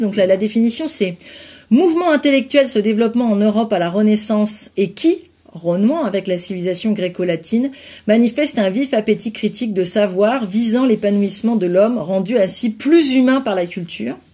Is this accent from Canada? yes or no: no; France; also born or lived in near Burgundy (residence); en tant que Français